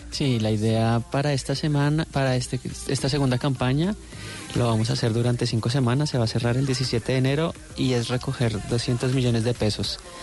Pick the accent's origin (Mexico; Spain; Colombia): Colombia; moved away as an adult; todos los ciclistas que estamos ahorita en el World Tour salimos de Colombia